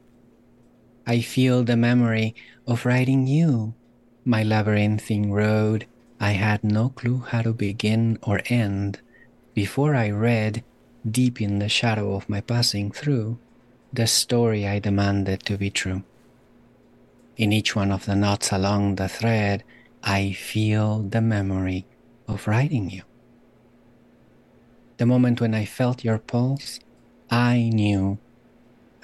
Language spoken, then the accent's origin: English; Guatemala; also born or lived in Germany; now in Salem, United States; I was born in Germany. I grew up in Guatemala. I am now an American citizen